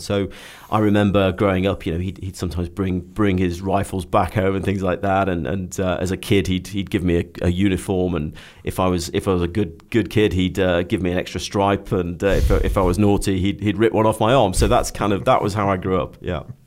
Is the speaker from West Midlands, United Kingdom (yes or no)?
yes; Stoke-on-Trent, West Midlands, United Kingdom; moved away; I was very keen to get away from Stoke-on-Trent. Um, it, it, will always be home